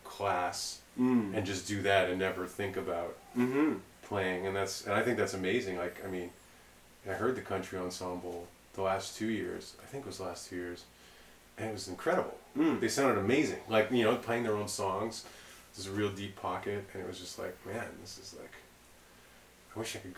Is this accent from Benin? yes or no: no; Mississauga, Ontario, Canada; also born or lived in Toronto / New York; I'm from Mississauga, like, not cool Mississauga.